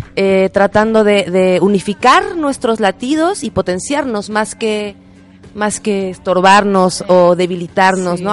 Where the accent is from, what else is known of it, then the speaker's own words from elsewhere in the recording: Mexico; moved away as an adult; now in Chile; yo soy mexicana